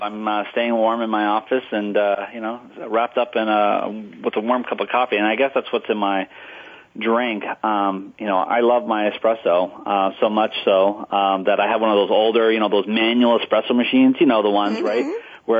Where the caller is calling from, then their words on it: Boston, Massachusetts, United States; Well, I'm calling you from the polar vortex of Boston, Massachusetts.